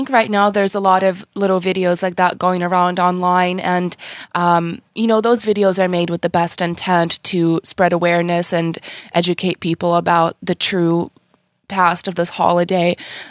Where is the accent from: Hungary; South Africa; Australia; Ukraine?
Ukraine; now in United States; I came from Ukraine. I've only been here about 18 years.